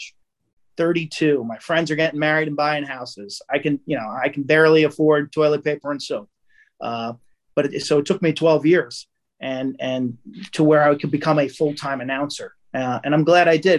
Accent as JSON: {"language": "English", "area": "Long Island", "region": "New York", "country": "United States", "said": "I'm from the island"}